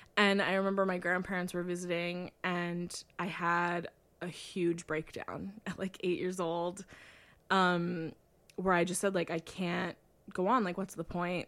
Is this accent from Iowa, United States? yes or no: yes; Iowa, United States; born or raised there